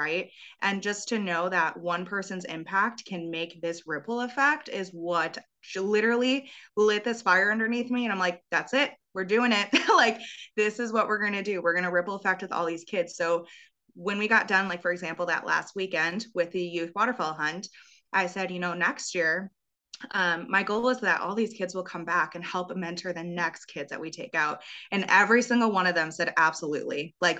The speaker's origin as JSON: {"language": "English", "region": "Wisconsin", "country": "United States", "tie": "born or raised there", "said": "obviously growing up in Wisconsin, that nine day gun deer season, it's like a literal holiday here."}